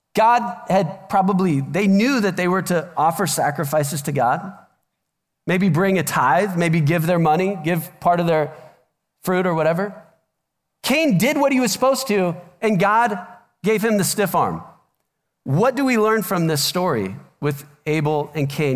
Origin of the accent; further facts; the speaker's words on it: Omaha, Nebraska, United States; moved away; I'm from Omaha originally